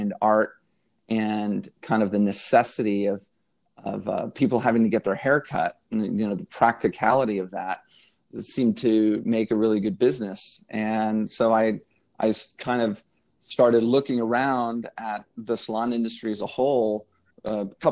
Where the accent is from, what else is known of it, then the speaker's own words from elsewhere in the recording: Dallas, Texas, United States; moved away as an adult; now in Los Angeles, United States; I'm from Dallas